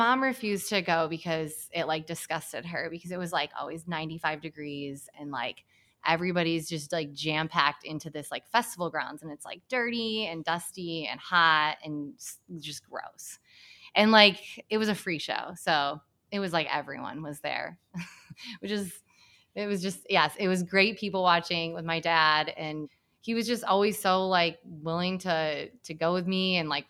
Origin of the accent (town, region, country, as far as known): Hamilton, Michigan, United States; born or raised there; moved away